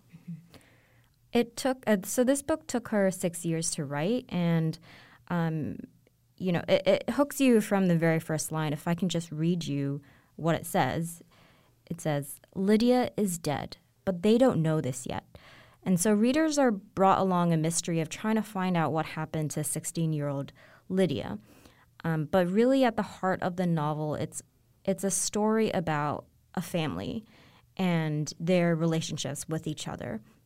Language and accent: English; Hong Kong; growing up in Hong Kong to a, um, Chinese family